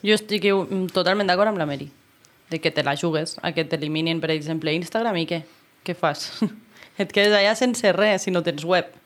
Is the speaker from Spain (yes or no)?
no; Andorra; aquí a Andorra, que és un país poble, que ens coneixem tots